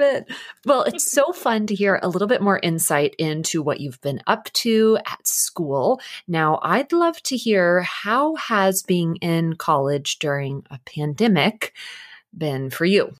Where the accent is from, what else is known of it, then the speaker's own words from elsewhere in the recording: McKinney, Texas, United States; I went to McKinney High School